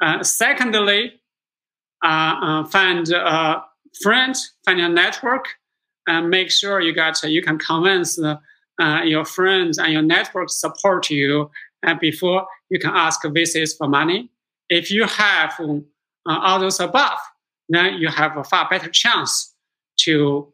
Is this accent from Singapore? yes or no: yes; Singapore; now in United States; What I see myself is that as first generation immigrants to America, I came from Singapore last century, have a dream and work on the dream.